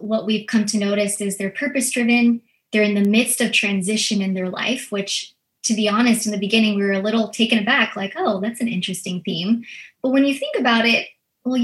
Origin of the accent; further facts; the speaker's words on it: United States; first language Filipino; English is a second language; I'm a first generation Filipino American. And so I actually grew up as my first language being Filipino.